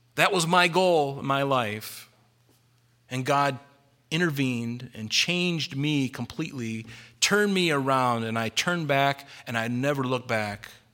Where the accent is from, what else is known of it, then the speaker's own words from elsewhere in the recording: United States; I'm a Christian first and I'm an American second